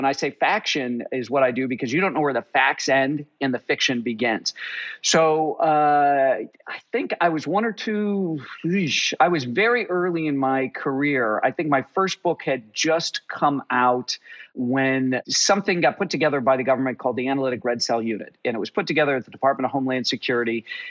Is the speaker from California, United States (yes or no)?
no; Chicago, Illinois, United States; moved away as an adult; also born or lived in Paris; now in Tennessee, United States; So I grew up in Chicago, went to a very small liberal arts high school, progressive liberal arts high school called Francis Parker.